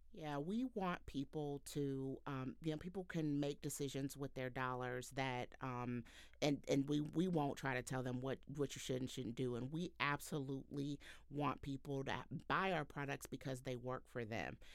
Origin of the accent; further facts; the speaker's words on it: Houston, Texas, United States; now in Cincinnati, United States; I'm a Southern girl like Brianne. I'm from Houston, Texas, and, um, currently living in Cincinnati